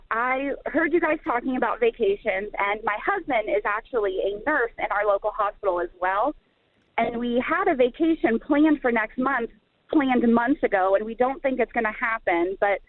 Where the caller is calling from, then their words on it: Ohio, United States; I live in Ohio.